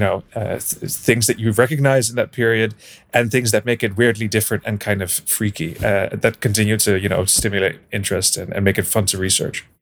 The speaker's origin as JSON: {"language": "English", "town": "Brussels", "region": "Brussels-Capital Region", "country": "Belgium", "tie": "born or raised there", "also_born_or_lived": "Netherlands / United Kingdom", "moved": "yes", "said": "I'm originally from the Netherlands. So I grew up in Belgium in Brussels, and then I, uh, moved back to the Netherlands"}